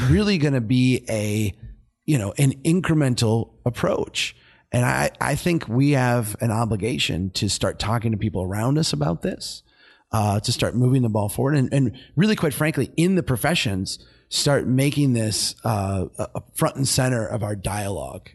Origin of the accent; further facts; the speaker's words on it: Brainerd, Minnesota, United States; my hometown, Brainerd